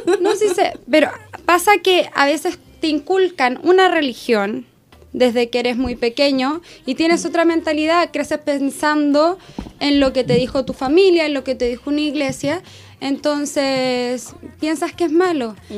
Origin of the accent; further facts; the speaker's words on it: Chile; como chilena